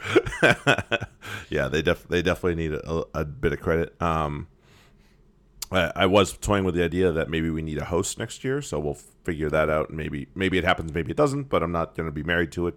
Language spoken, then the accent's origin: English; Maine, United States; now in Boston, United States; I'm from Maine originally